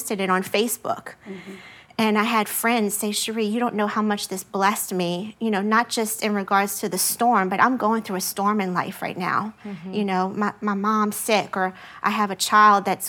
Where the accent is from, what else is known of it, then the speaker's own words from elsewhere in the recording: LaPlace, Louisiana, United States; my hometown of La Place